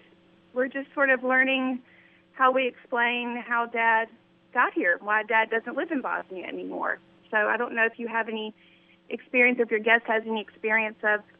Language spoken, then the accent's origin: English; Nashville, Tennessee, United States; I'm from Nashville, born and raised